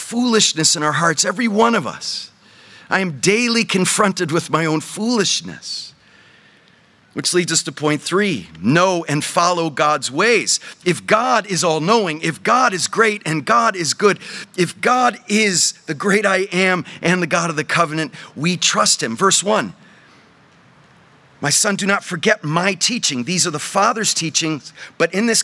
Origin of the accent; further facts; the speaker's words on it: New England, United States; moved away; We grew up in New England, yes, my wife